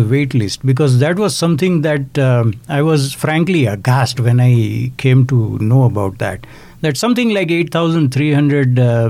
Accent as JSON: {"language": "English", "country": "Canada", "said": "Now, I'm not personally affected by that, but naturally, as a Canadian, I have to have concern for other Canadians as well."}